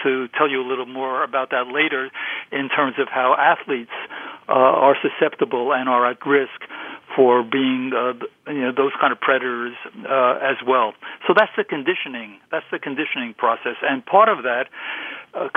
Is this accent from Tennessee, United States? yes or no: no; New York City, New York, United States; as I was a kid growing up in Brooklyn